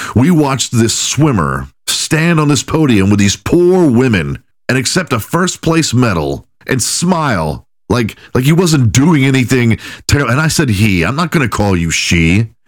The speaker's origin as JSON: {"language": "English", "town": "Houston", "region": "Texas", "country": "United States", "tie": "born or raised there", "said": "when I was growing up in Houston, Texas"}